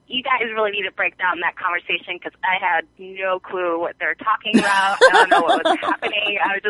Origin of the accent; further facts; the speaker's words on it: Juneau, Alaska, United States; Hi, this is … from Juneau, Alaska.